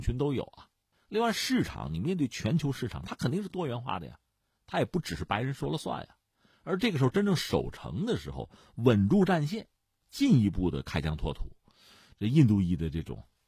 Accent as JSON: {"language": "Chinese", "country": "China", "said": "我们中国人"}